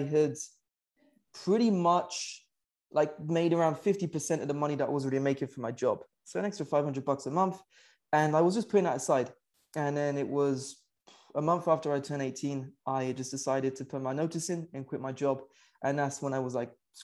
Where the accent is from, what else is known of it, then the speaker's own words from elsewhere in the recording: United Kingdom; moved away; I'm originally from the UK. You can probably tell from the accent